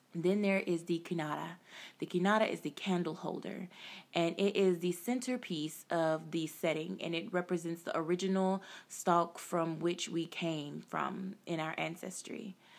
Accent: United States; us as African Americans

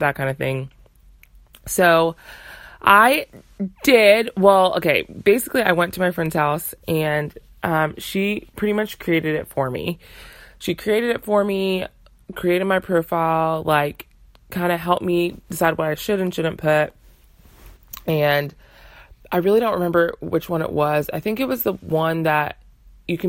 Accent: United States; my parents are from Uganda, but I was born and raised in America

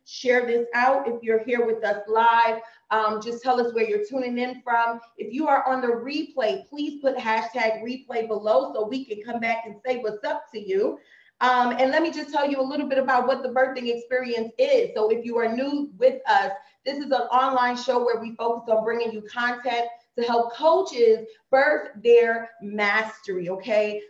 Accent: Trinidad & Tobago; we're both from Trinidad.

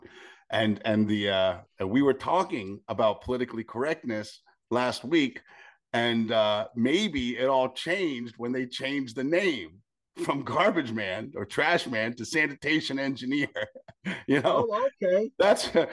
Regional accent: Fort Lauderdale, Florida, United States; I grew up in Fort Lauderdale, Florida, but really, really far west.

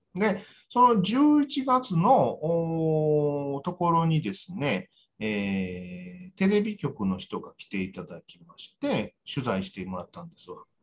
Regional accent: Kyoto, Japan; 僕ら京都の人

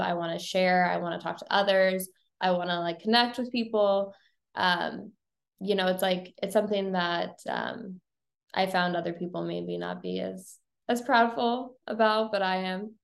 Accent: Bowling Green, Missouri, United States; now in St. Louis, United States; I live in St. Louis now, but I grew up in Bowling Green, Missouri

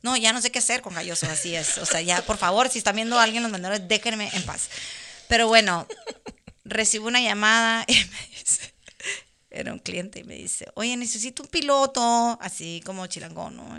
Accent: Mexicali, Baja California, Mexico; moved away as an adult; now in Montreal, Canada; soy de Mexicali, pero vivo en Montreal, vivo en Canadá

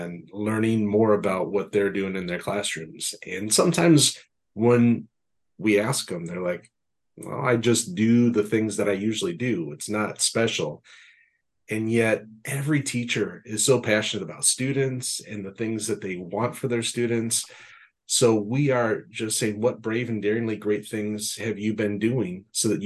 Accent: Minnesota, United States; I grew up in Minnesota, which is the land of 10,000 lakes

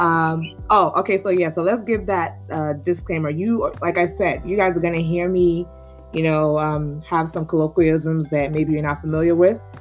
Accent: New York City, New York, United States; born and raised in Brooklyn

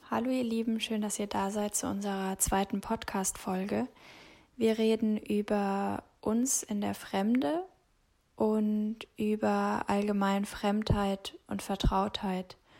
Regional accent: Germany; ich komme aus Deutschland

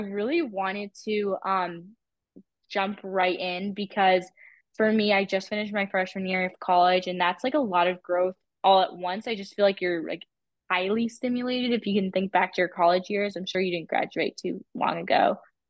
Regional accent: Ohio, United States; I'm from Ohio and it's actually really close to Toronto, like in the States.

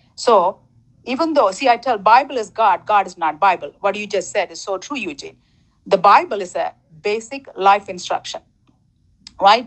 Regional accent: Sri Lanka; also born or lived in Toronto; now in United States; I was born in Sri Lanka, um, third world country, and then I moved to Toronto, you know, socialist country, I believe, and then I'm living in United States 22 years.

